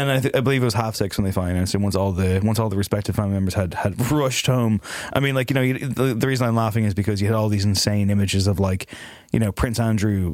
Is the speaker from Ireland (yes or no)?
yes; Ireland; as an Irishman